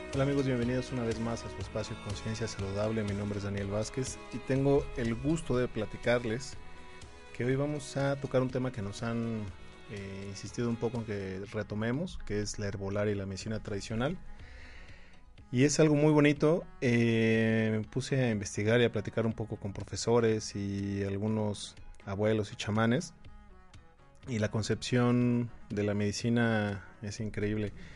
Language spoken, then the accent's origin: Spanish; Mexico; Nosotros como mexicanos